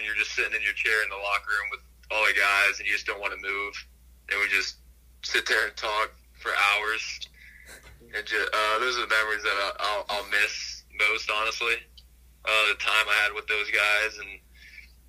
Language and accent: English; Ohio, United States; I'm from Ohio